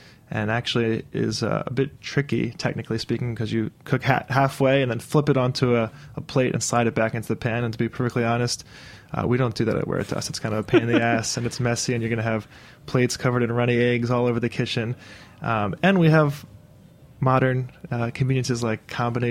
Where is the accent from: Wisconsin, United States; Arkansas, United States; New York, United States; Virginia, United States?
New York, United States; New York City; we grew up on the Upper West Side of New York, of Manhattan